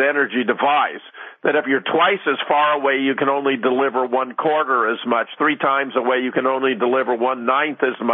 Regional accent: Pasadena, California, United States; I was born in Pasadena, so, you know, Southern California. I grew up in Southern California

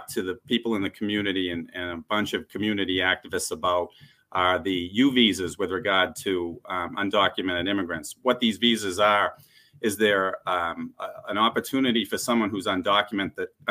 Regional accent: Lynn, Massachusetts, United States; I grew up in Lynn, Mass

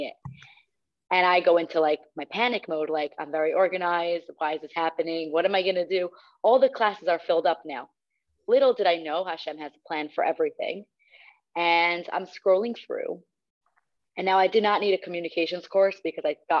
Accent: Cedarhurst, New York, United States; I'm from Cedarhurst, New York

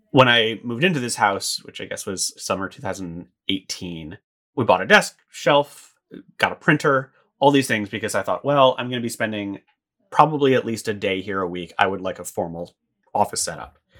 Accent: United States; moved away as an adult; I was maybe six weeks away from moving back to the States

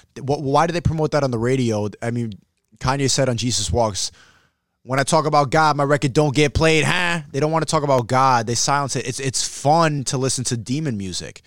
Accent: New York, United States; I'm from New York

